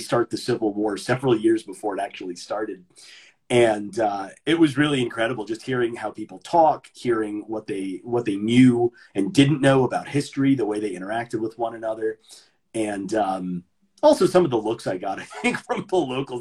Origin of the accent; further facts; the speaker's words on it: Maryland, United States; accent: mid-Atlantic; moved away as an adult; now in Russia; I grew up in the great state of Maryland